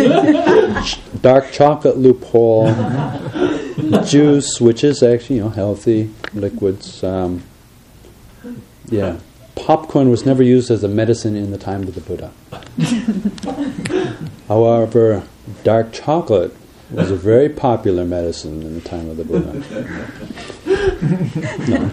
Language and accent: English; Minnesota, United States; we come from Minnesota